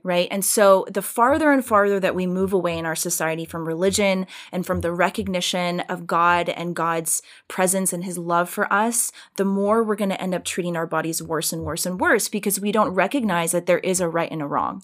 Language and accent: English; Richmond Hill, Georgia, United States; moved away as an adult; I grew up in a really small town in South Georgia. It's a small town called Richmond Hill